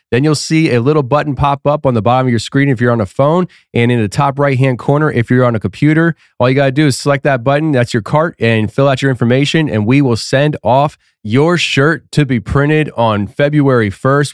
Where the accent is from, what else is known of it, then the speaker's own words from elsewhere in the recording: East Tennessee, United States; Gatlinburg, Tennessee, my home state, East Tennessee